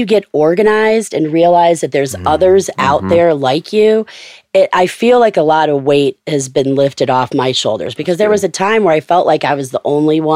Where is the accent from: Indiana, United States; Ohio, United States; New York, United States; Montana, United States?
Ohio, United States; Cleveland; I'm from Cleveland